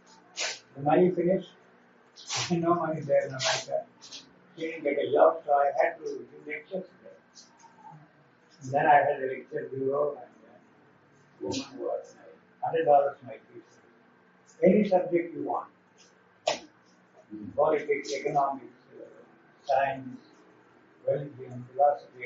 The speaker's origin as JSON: {"language": "English", "country": "India", "moved": "as an adult", "said": "I'm from India."}